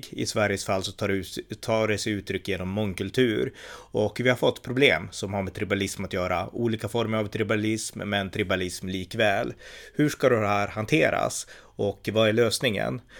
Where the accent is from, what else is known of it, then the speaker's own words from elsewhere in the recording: United States; Jag är amerikan och även jag som liberal amerikan kan vara stolt över det.